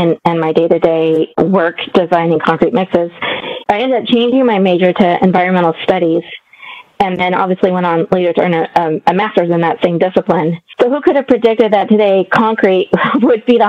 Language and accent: English; Morgan Hill, California, United States; Our family had a business in the small town that I grew up in here in California, Morgan Hill